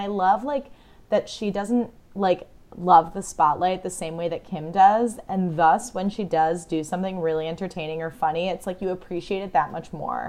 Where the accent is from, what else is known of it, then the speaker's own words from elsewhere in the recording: United States; as an American